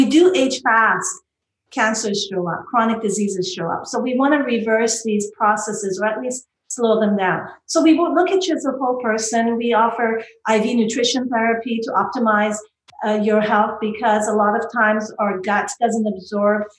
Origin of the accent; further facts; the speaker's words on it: Canada; I'm from Canada